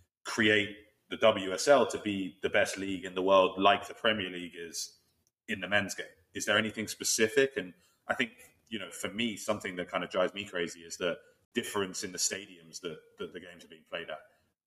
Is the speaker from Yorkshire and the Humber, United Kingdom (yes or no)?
no; London, United Kingdom; growing up in North London